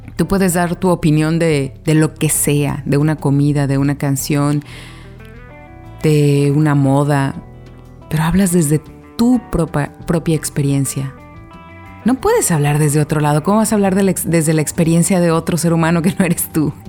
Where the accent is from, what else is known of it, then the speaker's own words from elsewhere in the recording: Guadalajara, Jalisco, Mexico; moved away as an adult; also born or lived in Mexico City; como tapatía, como alguien de Guadalajara que estudió con las siervas de Jesús sacramentado